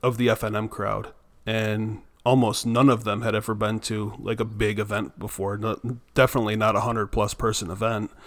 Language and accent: English; Myrtle Beach, South Carolina, United States; I was from Myrtle Beach, South Carolina.